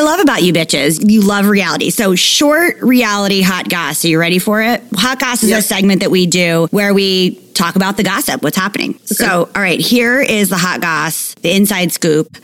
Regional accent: East Coast, United States; moved away; also born or lived in Los Angeles; I'm just from the East Coast

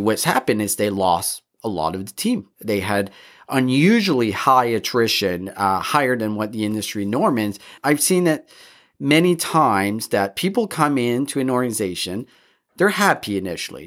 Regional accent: Canada; all three of us, we're, we grew up in Canada

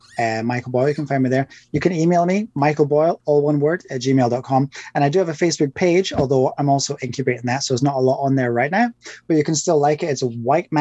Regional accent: Scotland, United Kingdom; I'm Scottish

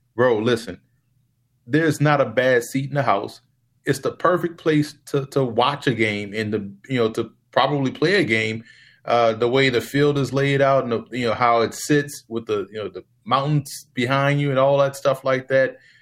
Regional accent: New Orleans, Louisiana, United States; Growing up in New Orleans

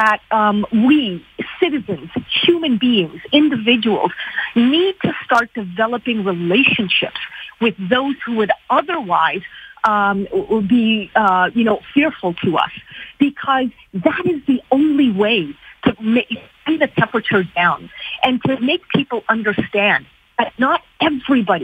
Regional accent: Canada

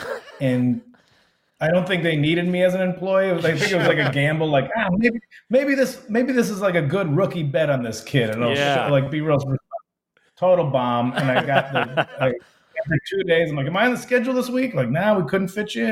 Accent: Addison, Illinois, United States; on the Wikipedia page for my hometown. I'm a notable resident

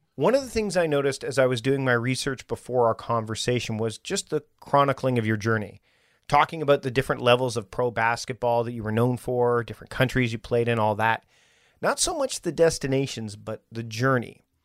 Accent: Canada; I'm from Canada

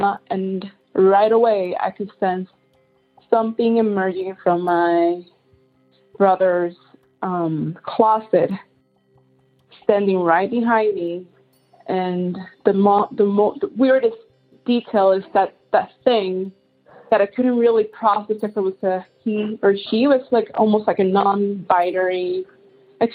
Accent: Puerto Rico; I was raised in Puerto Rico with my grandma

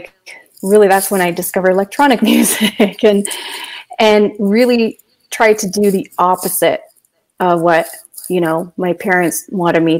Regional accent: London, Ontario, Canada; I was born and raised in London, Ontario

